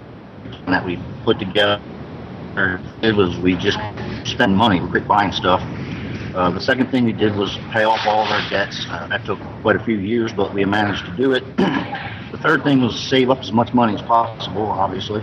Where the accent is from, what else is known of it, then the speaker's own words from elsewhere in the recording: Maryland, United States; moved away; we're from Maryland